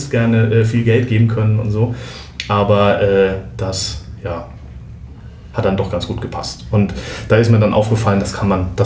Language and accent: German; Southern Germany, Germany; wenn es um, um, um norddeutsche Küche geht, da ist man als Süddeutscher doch immer so ein bisschen, äh, die habe ich bis jetzt immer nicht verstanden